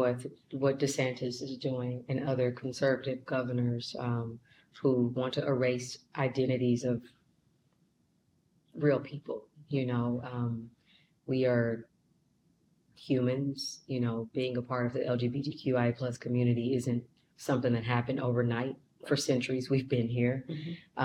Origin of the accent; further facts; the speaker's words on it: Kansas City, Kansas, United States; moved away; also born or lived in Missouri; I was born and raised in Kansas City, Kansas, so I know that like the back of my hand